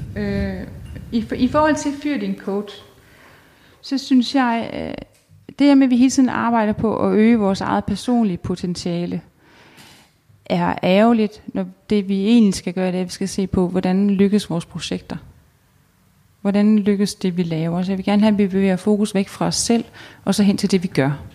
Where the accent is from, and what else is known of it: Denmark